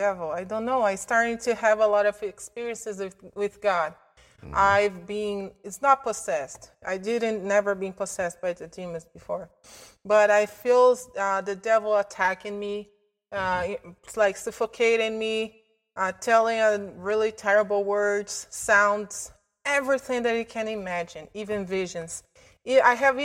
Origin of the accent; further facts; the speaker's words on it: Belo Horizonte, Minas Gerais, Brazil; moved away as an adult; now in Canada; I'm from Brazil, a city called Belo Horizonte